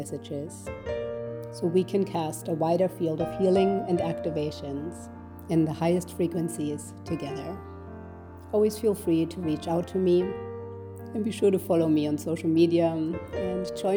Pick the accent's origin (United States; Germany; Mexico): Germany; Growing up in Germany in the 70s and 80s, I had a beautiful childhood